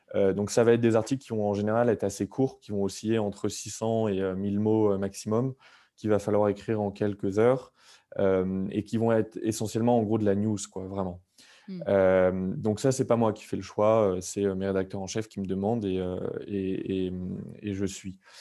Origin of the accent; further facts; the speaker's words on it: France; nous, en tant que Français, on a été éduqués là-dessus